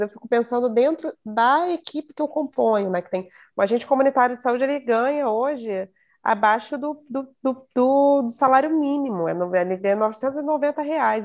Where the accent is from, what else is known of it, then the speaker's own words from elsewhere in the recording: Rio de Janeiro, Brazil; Eu sou, sou da Zona Norte do Rio de Janeiro, mas Nunca morei numa favela